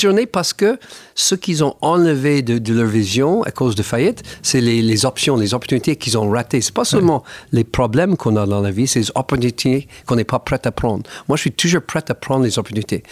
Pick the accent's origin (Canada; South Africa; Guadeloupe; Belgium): Canada; Niagara Falls, Ontario; French is a second language; moved away; also born or lived in Montreal / Paris; ma ville natale, les Chutes Niagara